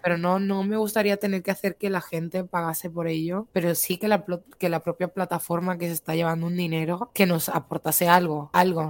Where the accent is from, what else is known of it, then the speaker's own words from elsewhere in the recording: Spain; soy española